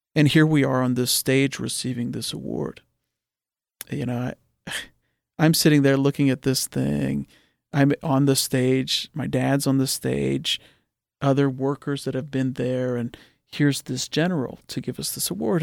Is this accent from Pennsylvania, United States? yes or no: yes; Oakmont, Pennsylvania, United States; I grew up in Oakmont. My parents are from Oakmont.